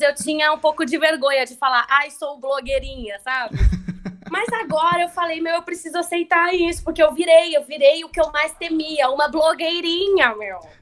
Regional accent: Indaiatuba, São Paulo, Brazil; eu sou de Indaiatuba

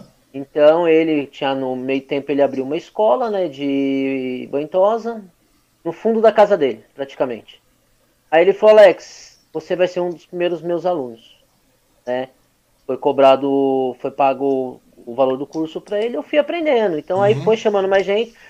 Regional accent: Suzano, São Paulo, Brazil; Nasci aqui em Suzano há 37 anos

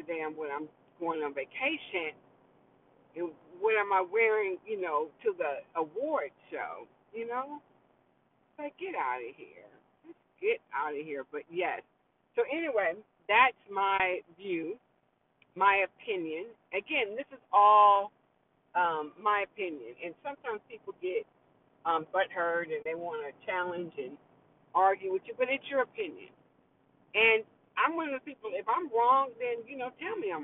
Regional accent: New York, United States; accent: New York; my New York accent

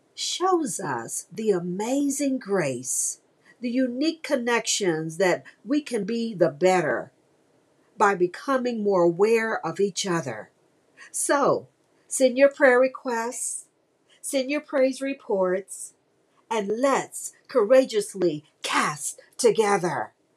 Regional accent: Mississippi, United States; now in Houston, United States; my home state of Mississippi, Okolona, Mississippi.

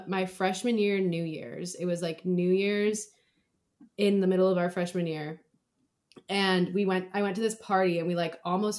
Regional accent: Kauai, Hawaii, United States; moved away; we're both from Kauai.

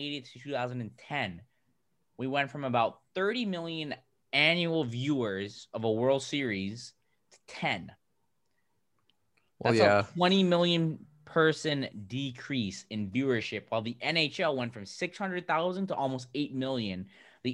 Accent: Toronto, Ontario, Canada; We're from Toronto

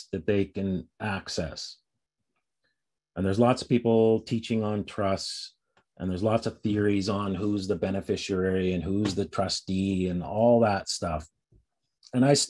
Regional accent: Canada; I'm Canadian. I'm actually dual

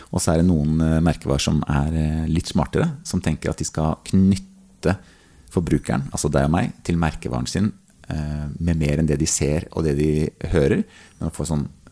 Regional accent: Sørlandet, Norway; Jeg er oppvokst på Sørlandet

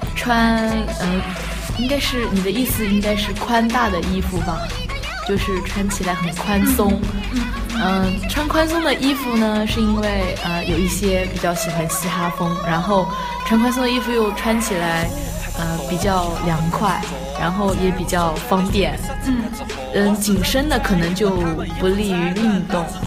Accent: Hunan, China; moved away as an adult; now in Beijing, China; 嗯，我是北京师范大学的本科新生，我来自湖南。

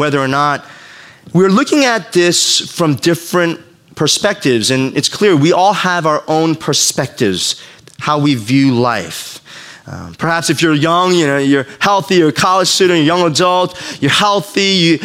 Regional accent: New York, United States; I grew up in New York

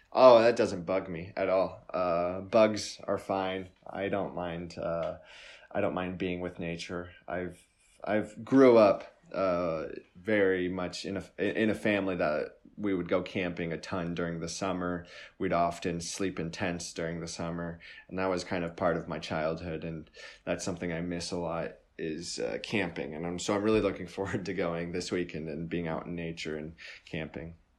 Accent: United States; I'm an American

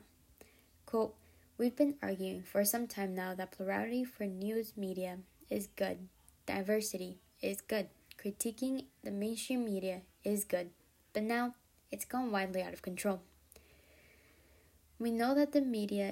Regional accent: the South, United States; also born or lived in Mexico; We made the big move when I was only 3 years old, and though it was difficult, I have grown up in the South practically my whole life

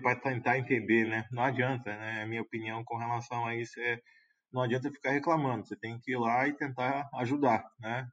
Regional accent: Brazil; a gente espera como brasileiro

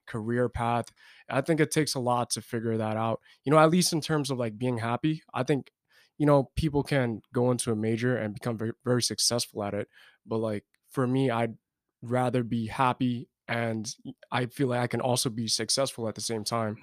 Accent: New York City, New York, United States; moved away; I'm from New York City, uh, specifically in Brooklyn

